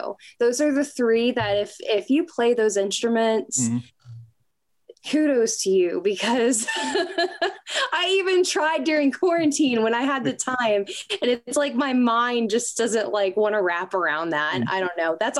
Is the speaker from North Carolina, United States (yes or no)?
yes; North Carolina, United States; moved away as an adult; also born or lived in St. Louis, Missouri; now in Nashville, United States; I grew up in North Carolina, lived in St. Louis for a hot minute, then moved out to Nashville